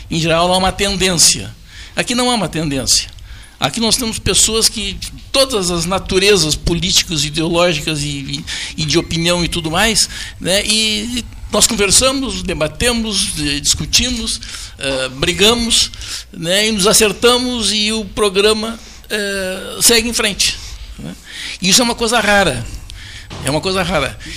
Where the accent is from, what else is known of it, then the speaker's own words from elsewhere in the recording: Pedro Osório, Rio Grande do Sul, Brazil; De qualquer maneira, a gente veio lá de Pedro Osório, né?